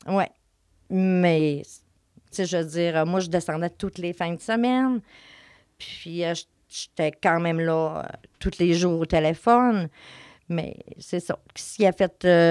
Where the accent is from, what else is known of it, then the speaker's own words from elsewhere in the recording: Saint-Félicien, Quebec, Canada; moved away as an adult; now in Saguenay, Canada; je viens de Saint-Félicien